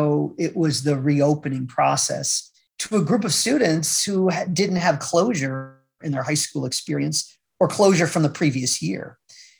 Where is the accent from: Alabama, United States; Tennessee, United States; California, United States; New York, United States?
New York, United States; Troy; moved away as an adult; also born or lived in Utica, New York / Syracuse, New York / Washington, D.C.; I grew up in the Troy area, Troy Albany, Capital District